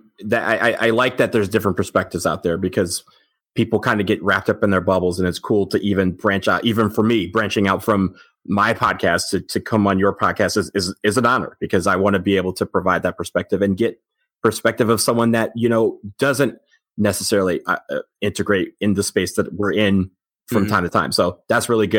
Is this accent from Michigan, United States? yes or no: yes; Detroit, Michigan, United States; I grew up in outside Detroit, Michigan. I'm not one of those lifelong Duke fans. I grew up a Michigan fan in my youth.